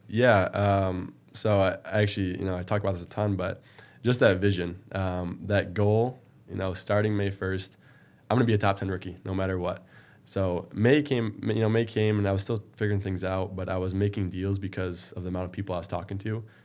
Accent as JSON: {"language": "English", "town": "Marine City", "region": "Michigan", "country": "United States", "tie": "born or raised there", "said": "I was born in a small town, uh, Marine City, just south of Port Huron, right in the river. Um, you know, growing up, I did really well in school"}